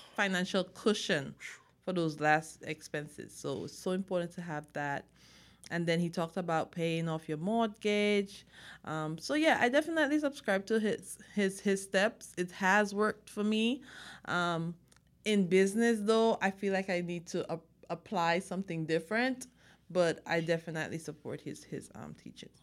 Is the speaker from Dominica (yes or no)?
yes; Dominica; moved away as an adult; also born or lived in Texas; now in United States; I am from the Caribbean, an island called Dominica